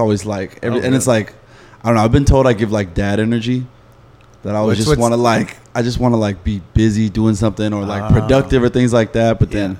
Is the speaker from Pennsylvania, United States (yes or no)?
no; Laguna Niguel, California, United States; Laguna Niguel, like South County, Orange County.